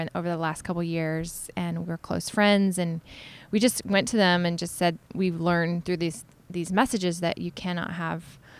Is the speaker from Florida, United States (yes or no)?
yes; Florida, United States; born or raised there; now in New York, United States